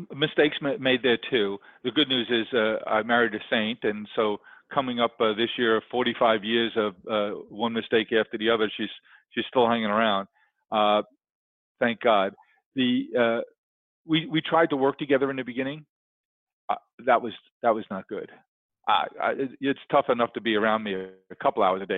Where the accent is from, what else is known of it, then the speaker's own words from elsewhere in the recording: New York City, New York, United States; I grew up in Queens